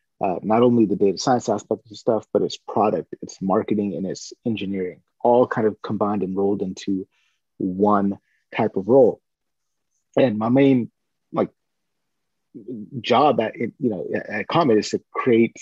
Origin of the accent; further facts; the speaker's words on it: Northern California, United States; I grew up in Northern California